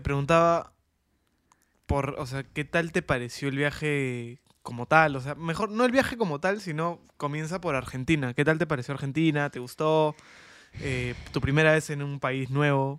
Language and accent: Spanish; Peru; somos peruanos